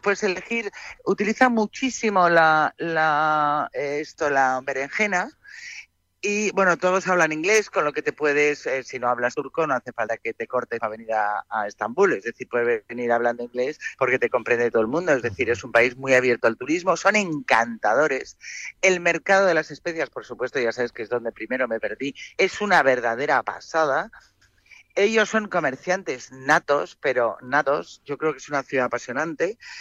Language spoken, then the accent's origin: Spanish; Madrid, Community of Madrid, Spain; Yo soy más paleta, soy más de Madrid, de menos gente, que, que somos 6 millones.